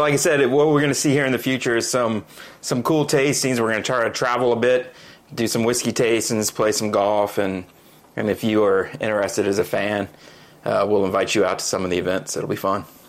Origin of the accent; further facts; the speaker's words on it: United States; I'm American